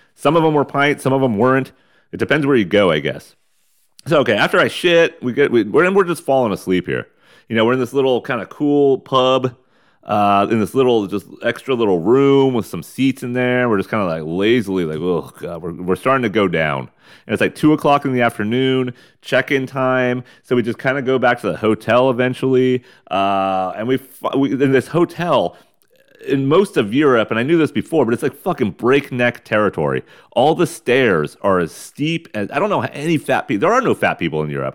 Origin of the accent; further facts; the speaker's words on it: United States; They know we're fucking American